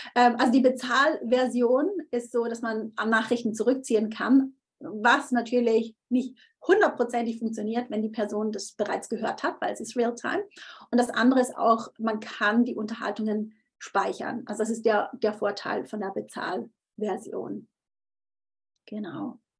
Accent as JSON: {"language": "German", "country": "Switzerland", "said": "ich bin Schweizerin"}